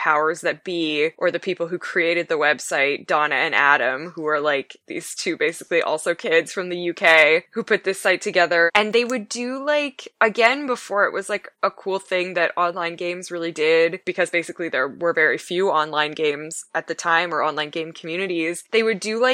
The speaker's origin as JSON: {"language": "English", "country": "Canada", "said": "I'm from Canada"}